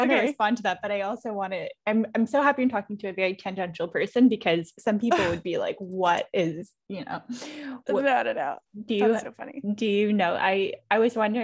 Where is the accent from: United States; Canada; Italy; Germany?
Canada; Toronto, Ontario; I'm from Toronto